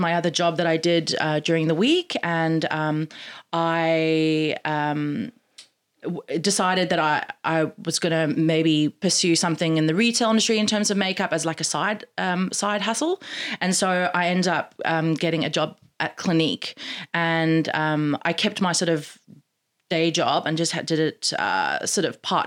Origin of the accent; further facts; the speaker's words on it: South Africa; moved away as an adult; also born or lived in United States / London; I'm from South Africa originally. When I finished high school, I moved to America for 6 months. And then from America, I moved to London.